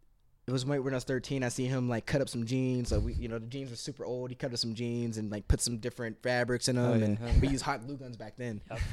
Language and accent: English; Pittsburgh, Pennsylvania, United States; now in Los Angeles, United States; we're actually all from Pittsburgh